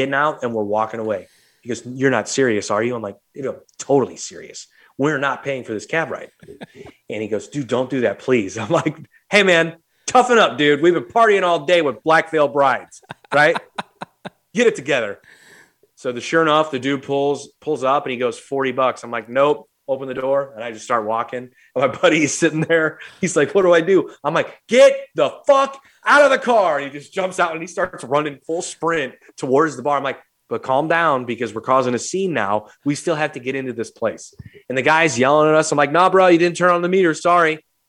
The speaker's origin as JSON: {"language": "English", "town": "St. Louis", "region": "Missouri", "country": "United States", "said": "two stupid, dumb hardheads from St. Louis"}